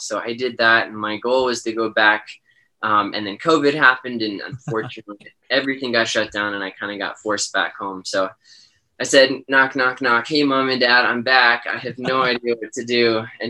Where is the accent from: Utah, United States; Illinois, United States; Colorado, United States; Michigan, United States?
Colorado, United States; Colorado Springs area, United States; I definitely was lucky growing up here. I had, Pikes Peak was out my back door.